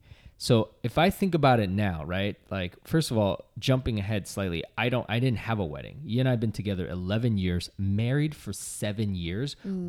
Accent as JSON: {"language": "English", "region": "Massachusetts", "country": "United States", "said": "we're from Massachusetts"}